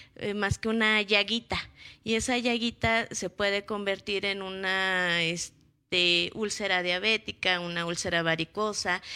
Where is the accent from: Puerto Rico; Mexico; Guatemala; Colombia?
Mexico; nosotros somos mexicanos